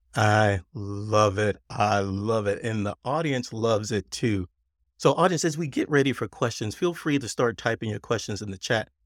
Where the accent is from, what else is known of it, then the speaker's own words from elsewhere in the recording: Texas, United States; accent: Texas; it's my Texas accent.